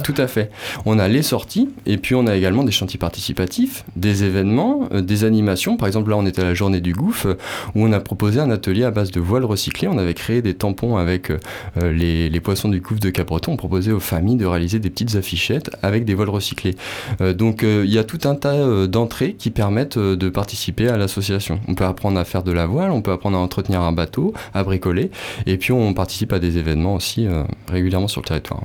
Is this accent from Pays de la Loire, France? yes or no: yes; Nantes, Pays de la Loire, France; also born or lived in Landes; now in Capbreton, France; Je suis originaire de Nantes